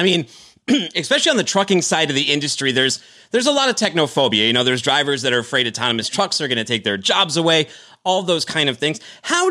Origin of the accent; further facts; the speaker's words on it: Boston, Massachusetts, United States; I'm from the Boston area, a bit of a hotbed of robotics.